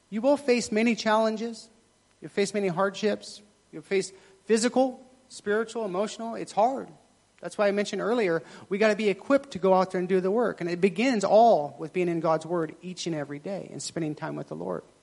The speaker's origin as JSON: {"language": "English", "country": "Thailand", "tie": "born or raised there", "said": "I'm Thai, so my family's Buddhist, but I'm not really kind of Buddhist. I just, you know, I was raised in Thailand, so that's kind of what I am."}